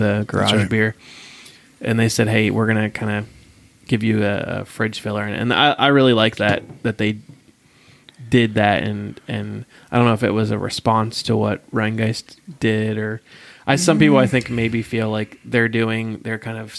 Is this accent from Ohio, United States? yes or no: yes; Columbus, Ohio, United States; I'm in Columbus all the time. I'm from Columbus